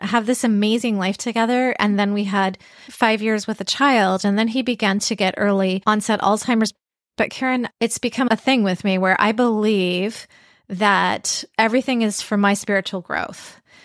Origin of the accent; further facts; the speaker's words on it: Vancouver, British Columbia, Canada; I grew up in Vancouver, B C